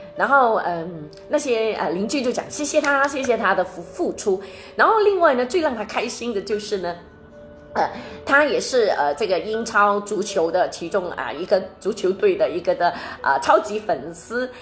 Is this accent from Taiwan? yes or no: no; Malaysia; 他应该是对着我们马来西亚人说